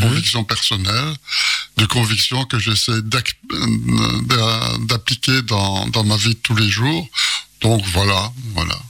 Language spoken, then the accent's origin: French; Belgium; je suis belge